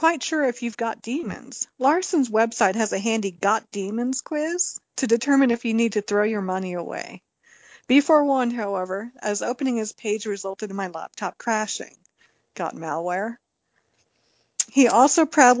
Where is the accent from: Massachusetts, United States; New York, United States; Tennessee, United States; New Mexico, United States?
New York, United States; accent: New York; my New York accent that I slip into at certain words